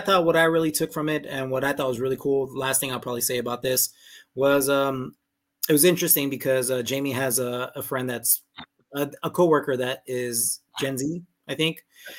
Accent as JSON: {"language": "English", "town": "El Paso", "region": "Texas", "country": "United States", "tie": "born or raised there", "said": "where we grew up in El Paso"}